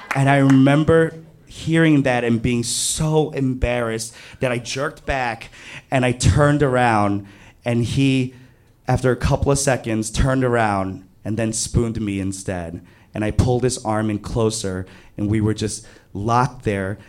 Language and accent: English; New York City, New York, United States; I grew up in Flushing, Queens